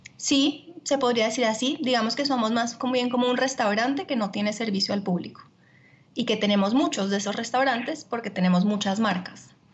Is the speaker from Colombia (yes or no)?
yes; Colombia; also born or lived in Italy; yo soy colombiana